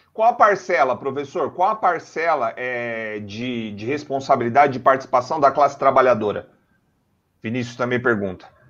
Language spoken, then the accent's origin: Portuguese; São Paulo, Brazil; Todos nós aqui somos da Zona Leste